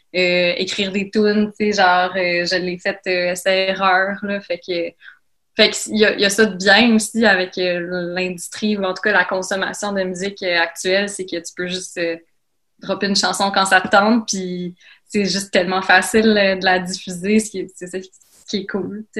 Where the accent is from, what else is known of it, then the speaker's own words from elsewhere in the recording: Laval, Quebec, Canada; j'ai grandi à Laval